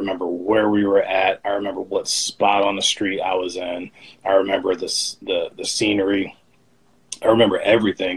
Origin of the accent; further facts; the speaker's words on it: Cleveland, Ohio, United States; moved away; I grew up on the west side of Cleveland